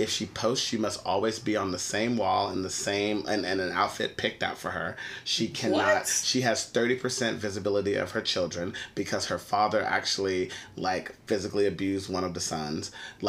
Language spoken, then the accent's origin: English; Texas, United States; We're all from Texas.